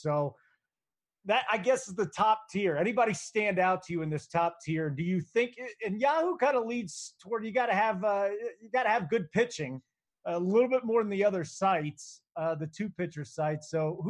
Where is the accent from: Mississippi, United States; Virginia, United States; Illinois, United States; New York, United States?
Illinois, United States; Chicago; moved away; I grew up in Chicago, man.